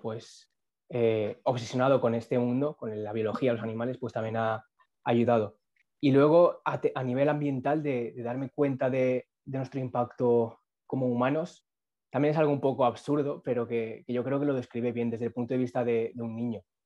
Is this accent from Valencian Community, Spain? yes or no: yes; Castellón, Valencian Community, Spain; now in Burjassot, Spain; nací en Castillo, he vivido en Castillo, en la ciudad